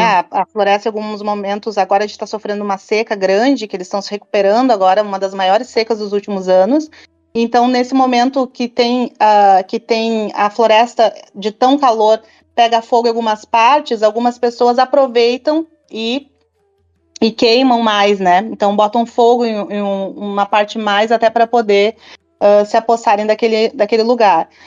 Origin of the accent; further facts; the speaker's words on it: Rio Grande do Sul, Brazil; Eu sou do Rio Grande do Sul